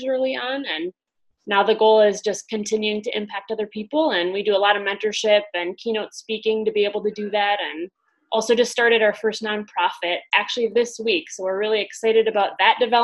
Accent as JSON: {"language": "English", "region": "Wisconsin", "country": "United States", "tie": "born or raised there", "said": "I'm from the Midwest and from the Wisconsin area, born and raised, as you can tell with my great accent"}